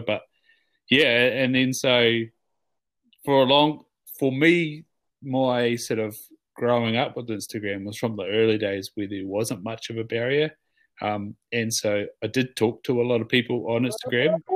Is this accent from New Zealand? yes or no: yes; Southland, New Zealand; moved away as an adult; also born or lived in Auckland / Waikato; growing up in Southland